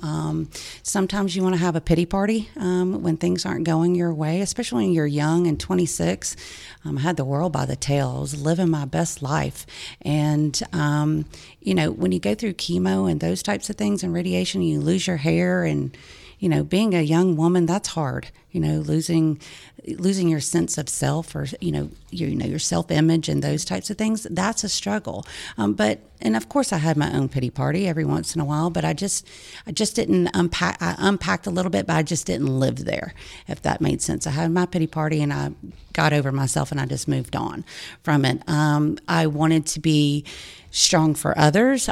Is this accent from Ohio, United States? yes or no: no; Lawrenceville, Georgia, United States; also born or lived in Macon, Georgia / Auburn, Alabama; I was born in Macon and, uh, moved to, my parents moved to Lawrenceville, Georgia, um, in nineteen seventy-three when I was just six months old